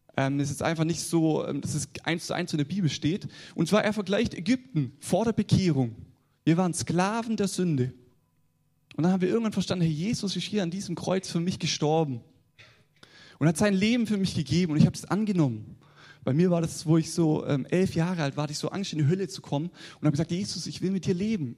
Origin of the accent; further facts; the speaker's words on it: the South, Southern Germany, Germany; accent: southern dialect; ich komme aus dem Süden, wie man es an meinem Dialekt schon hört